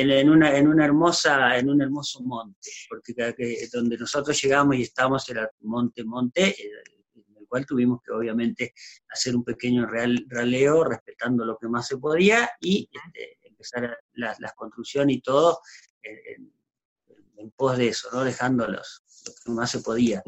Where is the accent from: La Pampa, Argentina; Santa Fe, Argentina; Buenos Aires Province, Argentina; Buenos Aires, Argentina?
Santa Fe, Argentina; Diego de Alvear; moved away as an adult; also born or lived in Catamarca; now in Córdoba, Argentina; yo vivía en Diego de Alvear, provincia de Santa Fe